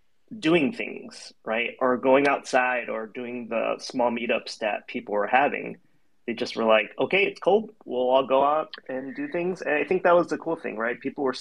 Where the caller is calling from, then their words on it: Chicago, Illinois, United States; I'm calling in from Chicago.